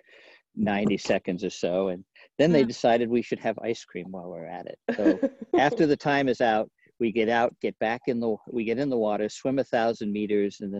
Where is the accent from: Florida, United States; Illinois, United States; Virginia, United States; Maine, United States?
Maine, United States; now in Portland, United States; I grew up in Maine